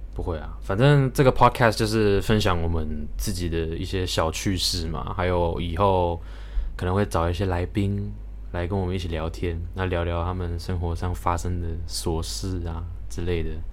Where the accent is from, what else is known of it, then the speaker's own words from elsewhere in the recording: Thailand; 我们在泰国长大的